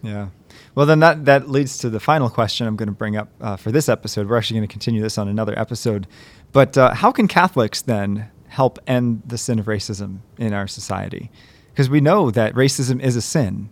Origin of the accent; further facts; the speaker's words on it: Western Maryland, United States; moved away; I grew up in Maryland, and Maryland is an interesting clash of cultures where I grew up. Um, it, we're, 'cause I'm in Western Maryland